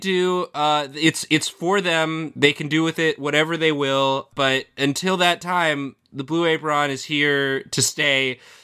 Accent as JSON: {"language": "English", "area": "Washington", "region": "D.C. suburbs of Maryland", "country": "United States", "said": "I'm from Maryland"}